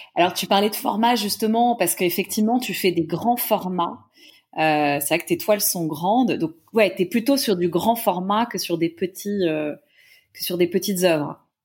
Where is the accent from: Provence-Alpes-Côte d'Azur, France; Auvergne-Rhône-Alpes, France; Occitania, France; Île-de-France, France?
Île-de-France, France; Paris; je suis parisienne